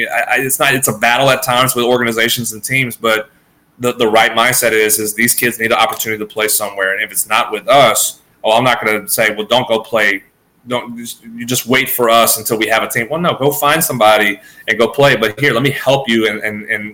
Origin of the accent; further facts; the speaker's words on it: Louisiana, United States; I grew up around some of the best ball players in the state of Louisiana